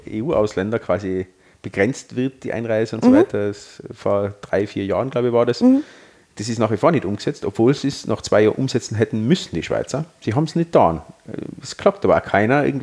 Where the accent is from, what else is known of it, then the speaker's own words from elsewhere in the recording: Austria; Äh, wir sind Österreicher und wir haben eine österreichische Lösung.